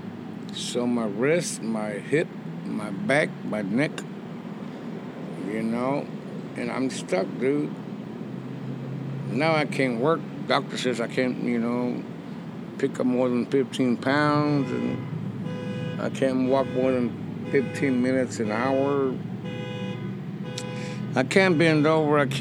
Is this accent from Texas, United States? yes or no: yes; West Texas, United States; moved away as an adult; also born or lived in Austin, Texas; now in Mexico; Born and raised in West Texas, and I settled in Austin